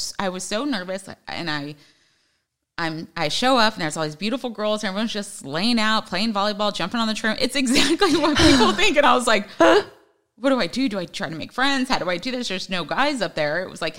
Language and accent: English; Hawaii, United States; born there; dad was in the Army, so we were stationed everywhere. Brother was born in Texas. My sister was born in Washington. I was born in Hawaii. Like, I mean, everywhere.